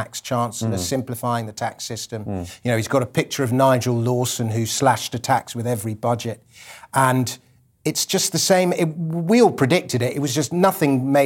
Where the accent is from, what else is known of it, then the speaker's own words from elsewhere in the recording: London, United Kingdom; when I was 5 years old growing up in Putney